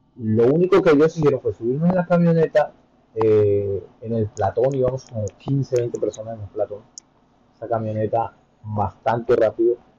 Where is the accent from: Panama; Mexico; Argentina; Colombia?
Colombia; Bogotá; moved away as an adult; also born or lived in Santa Marta / Miami; now in United States; yo soy colombiano, soy de Santa Marta, eh, la mayoría de mi vida me crié en Bogotá